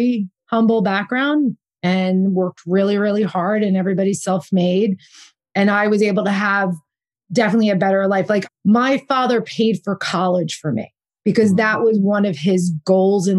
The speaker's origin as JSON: {"language": "English", "region": "New Jersey", "country": "United States", "tie": "born or raised there", "also_born_or_lived": "Bergen County, New Jersey / Red Bank, New Jersey / Boston / New York City", "moved": "as an adult", "lives_now": "California, United States", "said": "Jersey girl, born and raised in New Jersey"}